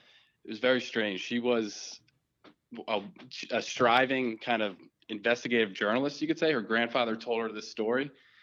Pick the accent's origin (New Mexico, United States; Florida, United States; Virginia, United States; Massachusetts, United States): Massachusetts, United States; Walpole